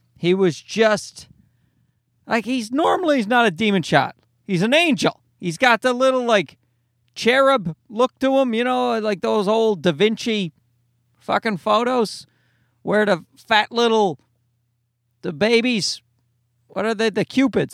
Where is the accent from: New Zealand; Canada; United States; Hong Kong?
Canada; as a Canadian